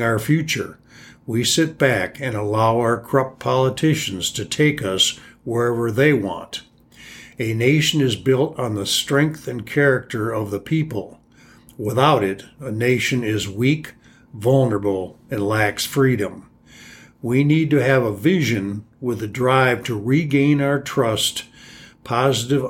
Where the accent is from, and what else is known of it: United States